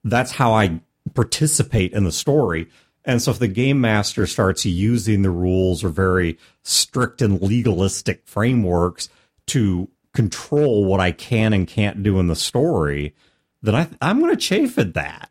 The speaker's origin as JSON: {"language": "English", "country": "United States", "said": "as an American"}